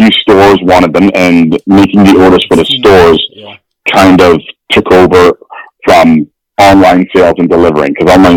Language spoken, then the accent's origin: English; Winnipeg, Manitoba, Canada; also born or lived in London, England; I was born in London, England. And then I moved to Winnipeg when I was 5